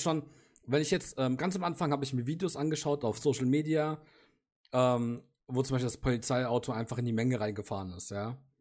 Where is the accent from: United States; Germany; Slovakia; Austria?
Germany; für uns als Deutsche